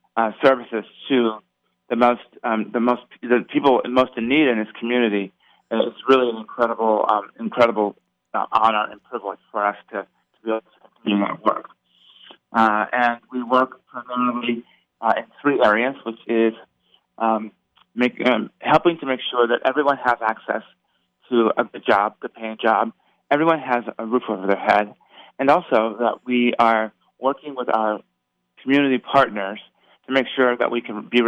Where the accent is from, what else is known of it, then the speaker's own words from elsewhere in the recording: Las Vegas, Nevada, United States; I'm a native Las Vegan. {S0} Yes. {S1} Born and raised, and so I couldn't be more thrilled to be back in my hometown and being given the opportunity to make a real difference for the residents here in Las Vegas.